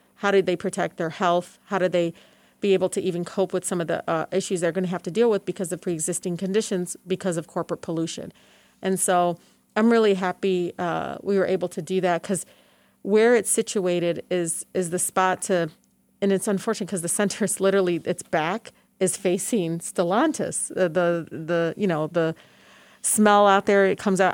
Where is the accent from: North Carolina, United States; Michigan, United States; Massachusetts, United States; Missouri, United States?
Michigan, United States; Detroit; growing up in Southwest Detroit, I, you know, I was like the third parent